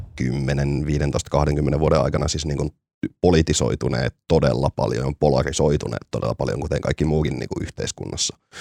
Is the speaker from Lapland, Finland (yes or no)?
no; Oulu, North Ostrobothnia, Finland; kun olin pieni, pieni ihminen tuolla Oulussa